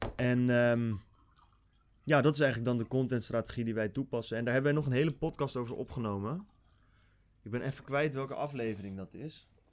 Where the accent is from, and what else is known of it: Netherlands